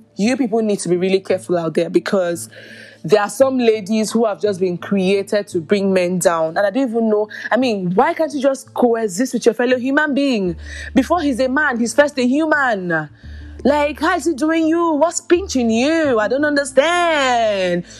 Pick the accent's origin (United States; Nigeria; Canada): Nigeria; I'm Nigerian.